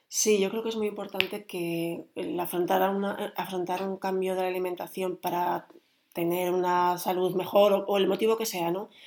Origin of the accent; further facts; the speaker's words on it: Spain; los que somos eh, españoles